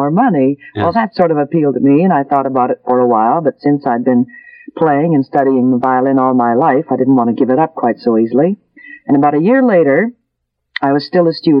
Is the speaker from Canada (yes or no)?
yes; Winnipeg, Manitoba, Canada; moved away; also born or lived in Toronto; I was born in Winnipeg, Manitoba. That's the middle west of Canada.